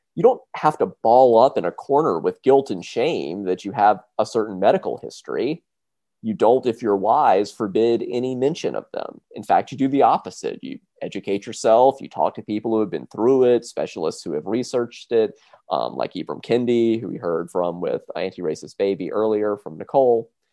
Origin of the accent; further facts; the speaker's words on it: South Carolina, United States; I'm from South Carolina